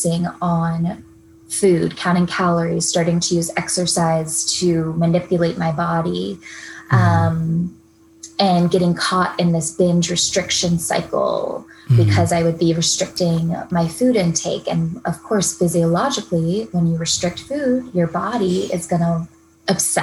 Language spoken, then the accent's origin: English; Tallahassee, Florida, United States; now in San Diego, United States; grew up in Tallahassee, Florida